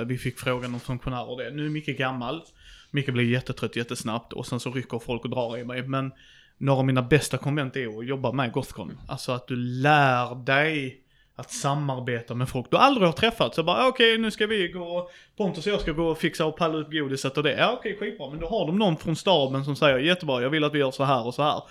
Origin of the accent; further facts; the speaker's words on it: Skåne, Sweden; jag är skåning